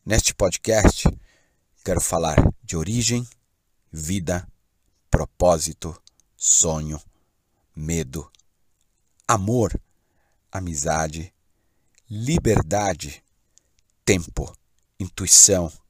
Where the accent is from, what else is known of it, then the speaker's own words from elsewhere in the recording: São Paulo, Brazil; born there; Nasci em São Paulo, mas já morei em muitos lugares, sempre experimentando uma outra relação com a natureza.